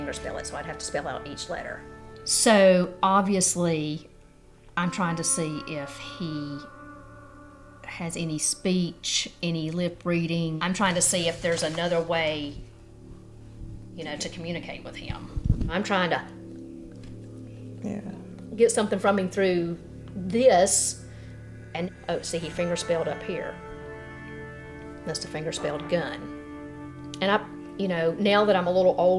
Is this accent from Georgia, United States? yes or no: yes; Cave Spring, Georgia, United States; I grew up in Cave Spring.